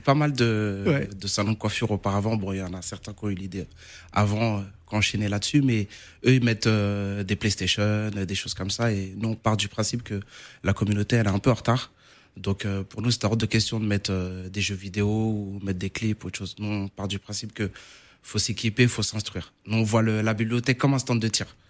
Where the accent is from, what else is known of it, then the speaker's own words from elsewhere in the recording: Paris, Île-de-France, France; also born or lived in Cape Verde; nous, comme on est natif de Danube